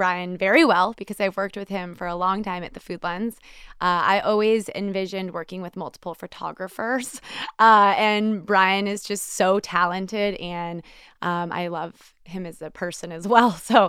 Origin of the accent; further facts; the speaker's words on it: San Diego, California, United States; now in Boston, United States; As a San Diegan, I'm really passionate about it, and it's hard to please me in Boston.